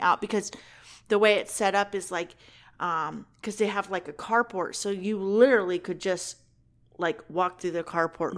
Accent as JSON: {"language": "English", "region": "Kentucky", "country": "United States", "also_born_or_lived": "California", "moved": "yes", "said": "I'm from Kentucky"}